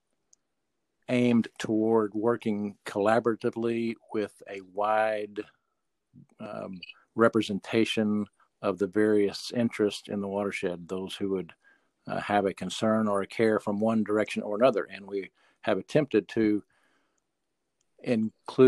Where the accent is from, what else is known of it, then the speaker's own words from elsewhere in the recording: Middle Fork of the White River, Northwest Arkansas, United States; live currently on the family farm where I grew up on the Middle Fork of the White River, just above Lake Sequoia